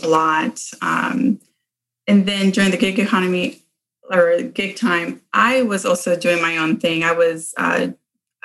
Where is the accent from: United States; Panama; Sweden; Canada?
Panama; moved away; I'm from Panama